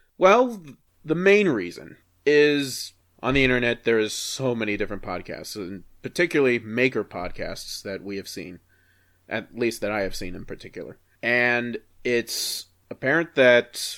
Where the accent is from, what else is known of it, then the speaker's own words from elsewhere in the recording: Inland Empire, Southern California, United States; moved away; also born or lived in Fresno, California; I'm originally from Southern California, east of Los Angeles, Inland Empire area